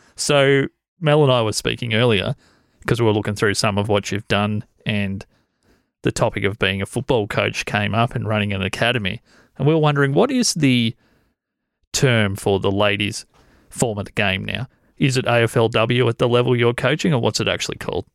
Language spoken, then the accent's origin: English; Corryong, Victoria, Australia; I grew up in Coreang.